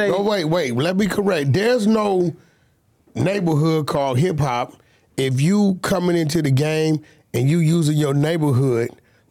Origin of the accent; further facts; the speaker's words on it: Pacoima, California, United States; And I'm from Pacoima.